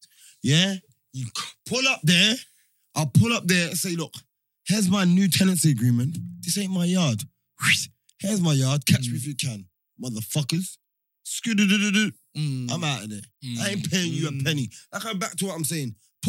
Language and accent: English; Jamaica; We're Jamaican.